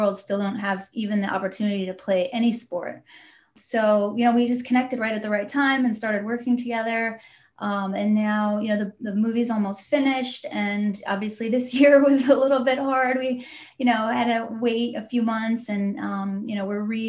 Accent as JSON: {"language": "English", "region": "Southern California", "country": "United States", "tie": "born or raised there", "said": "I grew up in Southern California"}